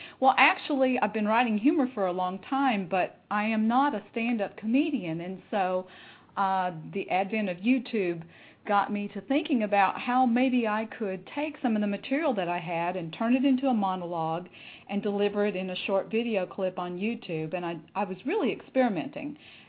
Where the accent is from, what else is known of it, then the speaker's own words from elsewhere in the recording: Texas, United States; accent: Southern; I am from Texas, and I have tried very hard for a long time to even out that accent, but it still creeps in, I'm afraid.